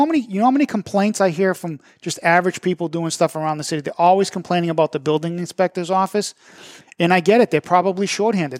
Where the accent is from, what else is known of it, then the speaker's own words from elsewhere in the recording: Methuen, Massachusetts, United States; Methuen, and I'm always coming on here saying my hometown